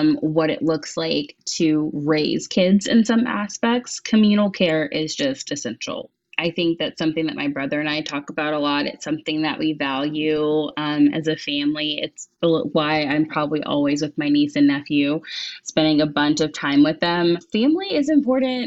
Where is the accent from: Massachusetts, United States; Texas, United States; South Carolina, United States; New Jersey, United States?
Texas, United States; also born or lived in Chicago, Illinois; now in Washington, D.C. area, United States; I was born in Chicago, then I was raised in Texas. I'm so glad to live outside of DC right now